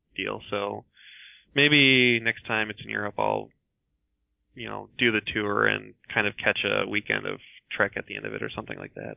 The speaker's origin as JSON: {"language": "English", "region": "Iowa", "country": "United States", "tie": "born or raised there", "said": "I grew up mostly in Iowa"}